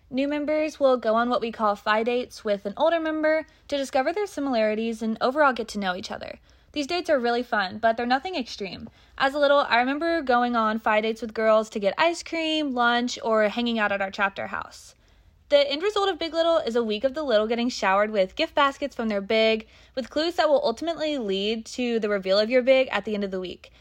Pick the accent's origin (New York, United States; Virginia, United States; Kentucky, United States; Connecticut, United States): Kentucky, United States; Louisville; I am from Louisville, Kentucky.